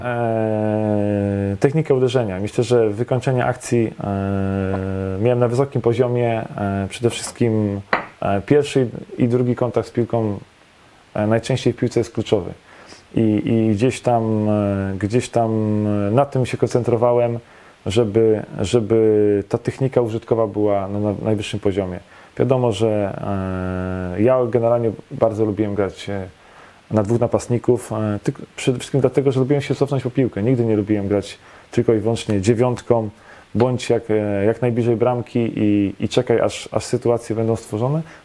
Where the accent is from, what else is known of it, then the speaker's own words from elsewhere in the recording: Poznań, Greater Poland, Poland; also born or lived in Szczecin / Grodzisk Wielkopolski; W Poznaniu się wychowałem. E, miałem 4 lata, jak się przeprowadziliśmy z rodzicami.